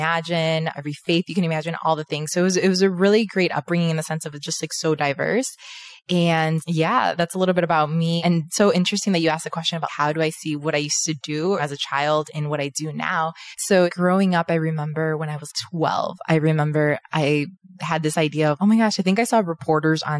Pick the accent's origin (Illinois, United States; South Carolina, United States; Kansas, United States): Illinois, United States; Chicago; moved away as an adult; now in Miami, United States; I was born and raised in Chicago. I now live in Miami, Florida with my husband.